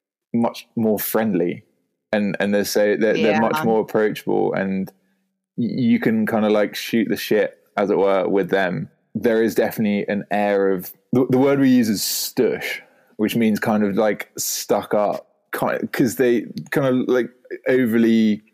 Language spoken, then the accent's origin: English; United Kingdom; accent: posh; within the UK, my accent does get taking the piss out of quite a lot because of if I'm in it's just a very classically I don't know well-educated like posh accent as it were.